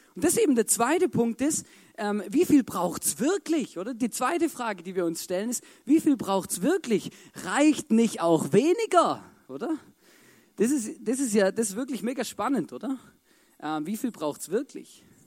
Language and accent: German; Baden-Württemberg, Germany; als Schwabe